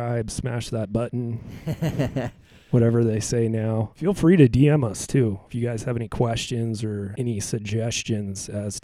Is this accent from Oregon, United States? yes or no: yes; Willamette Valley, Oregon, United States; growing up in the Willamette Valley, there's a lot of outdoors people